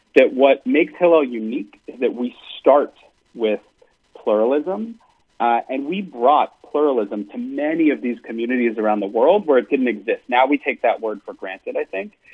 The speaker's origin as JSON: {"language": "English", "country": "United States", "said": "as an American"}